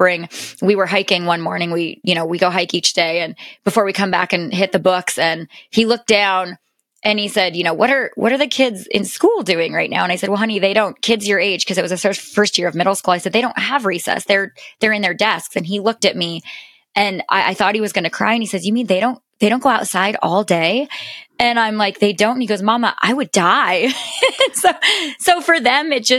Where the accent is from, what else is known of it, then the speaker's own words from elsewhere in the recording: the mountains of the West, United States; I was born and raised in the mountains of the West